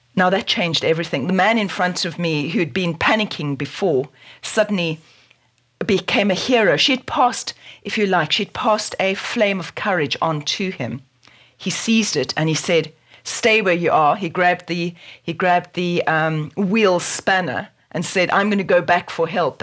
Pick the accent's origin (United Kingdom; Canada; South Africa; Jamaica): South Africa; born or raised there